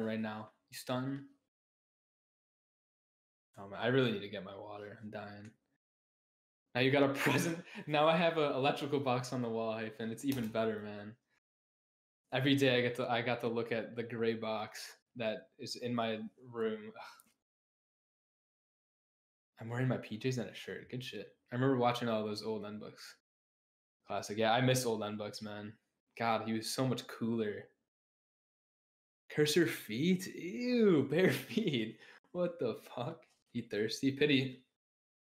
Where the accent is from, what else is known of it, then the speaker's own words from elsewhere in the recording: Buffalo, New York, United States; I'm from Buffalo, New York. Mm-hmm. I've lived here my whole life.